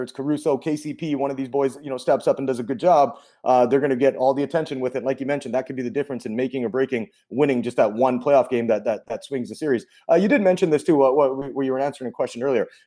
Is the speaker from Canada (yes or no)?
yes; Canada; I'm Canadian